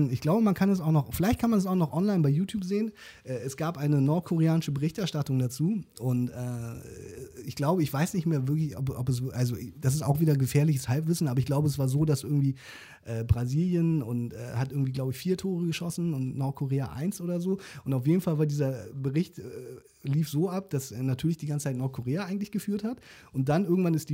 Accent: South Korea; Für mich als Koreaner äh, war das.

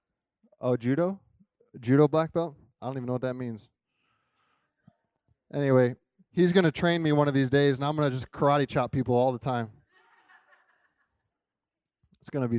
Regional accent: Kansas City, Missouri, United States; I'm from Kansas City

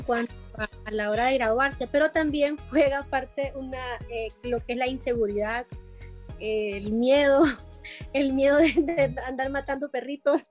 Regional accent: Honduras; mi hermana y yo este, somos hondureñas

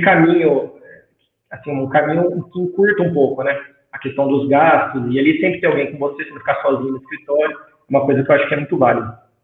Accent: Artur Nogueira, São Paulo, Brazil; Eu sou de Arthur Nogueira, interior de São Paulo, também que é próximo a Campinas

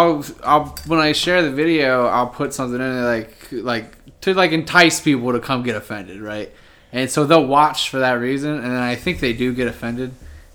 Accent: Findlay, Ohio, United States

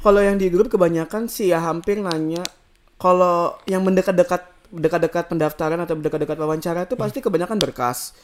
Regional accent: Samarinda, East Kalimantan, Indonesia; moved away as an adult; now in Australia; kita anak Samarinda

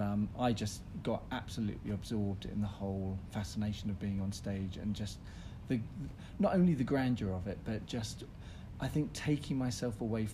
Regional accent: Ipswich, East of England, United Kingdom; I was brought up in Ipswich in Suffolk with a very normal working class family.

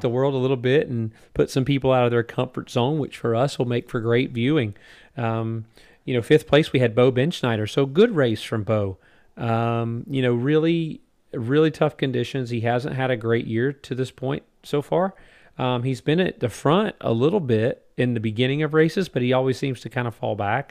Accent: United States; as an American fan

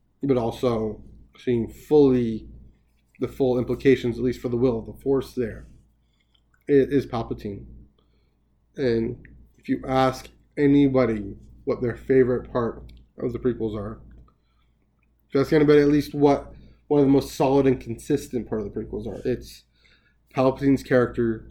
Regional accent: Canada; Being Canadian

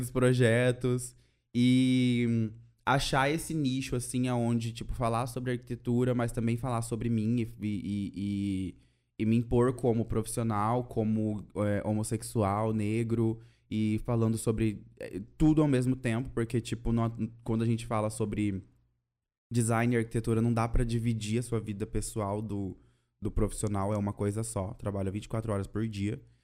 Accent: Cuiabá, Mato Grosso, Brazil; now in Curitiba, Brazil; sou cuiabano e moro em Curitiba

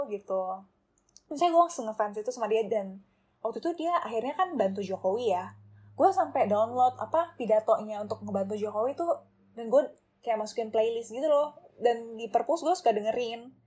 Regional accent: Pontianak, West Kalimantan, Indonesia; gue mau balik ke Pontianak gitu gue mau balik ke kampung halaman gue untuk um, start my career tuh di government gitu.

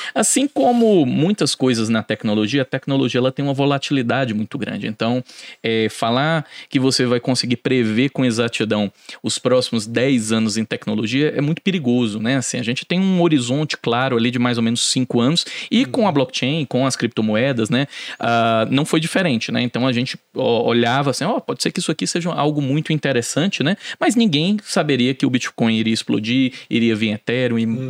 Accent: Fortaleza, Ceará, Brazil; moved away; Eu sou de Fortaleza

